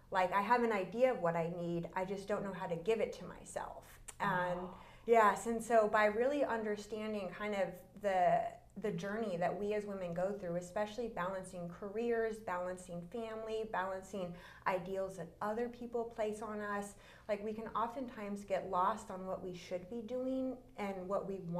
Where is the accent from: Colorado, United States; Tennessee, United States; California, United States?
California, United States; born there; also born or lived in Texas / Louisiana; I was born in Northern California. Um, we were there for about two years, and then we moved to Texas. We were there for six, then back to California, then to Louisiana, then back to California.